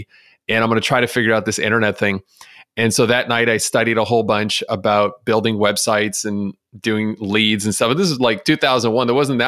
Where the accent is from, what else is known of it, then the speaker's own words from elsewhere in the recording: Montreal, Quebec, Canada; moved away as an adult; now in Chicago, United States; when I moved to Chicago from Montreal, I was 21 years old.